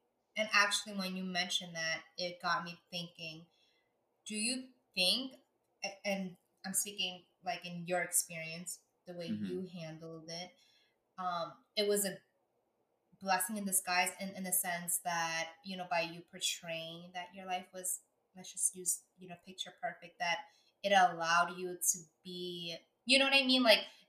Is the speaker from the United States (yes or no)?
yes; New York, United States; as a New Yorker